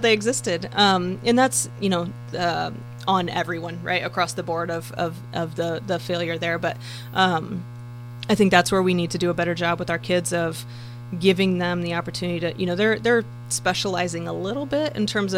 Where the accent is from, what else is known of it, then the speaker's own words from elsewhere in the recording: Marshall County, Indiana, United States; growing up in Marshall County, you know, born and bred here